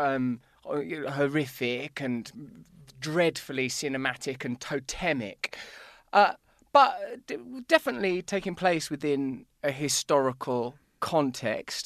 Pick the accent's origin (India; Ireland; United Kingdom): United Kingdom; England; I'm English